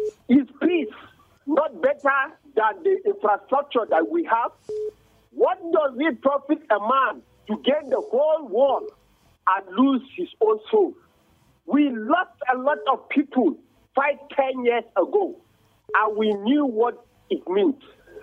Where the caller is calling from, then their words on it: Bukuru, Plateau, Nigeria; I'm calling from Bukuru right now.